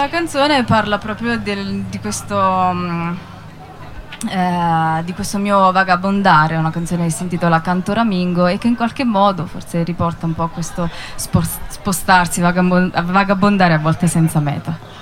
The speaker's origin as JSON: {"language": "Italian", "country": "Italy", "moved": "yes", "said": "Ho fatto due concerti giù a sud, uno a Lanciano e uno a Campobasso, dalle mie parti"}